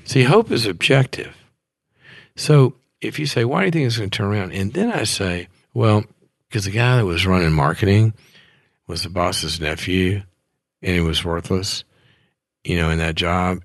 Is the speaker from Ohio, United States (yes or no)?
no; Mississippi, United States; moved away as an adult; also born or lived in Texas; I went to school in Texas. I, I was from Mississippi